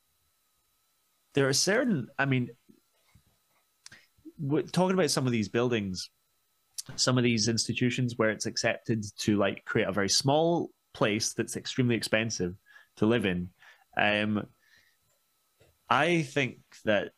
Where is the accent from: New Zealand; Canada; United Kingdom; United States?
United Kingdom; Scotland; also born or lived in Glasgow; I'm Scottish